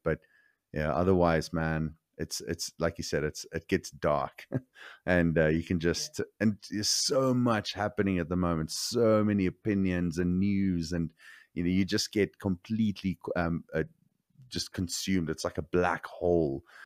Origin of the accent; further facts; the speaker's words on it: South Africa; growing up in South Africa